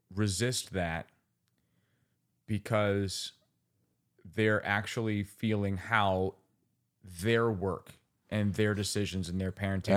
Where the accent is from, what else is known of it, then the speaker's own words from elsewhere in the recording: Finger Lakes region, New York, United States; also born or lived in Rochester, New York; now in Bloomington, United States; I'm from the Finger Lakes region